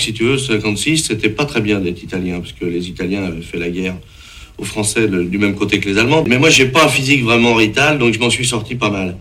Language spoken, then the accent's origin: French; France; ma vie en France, ça va pas mal parce que je suis né en France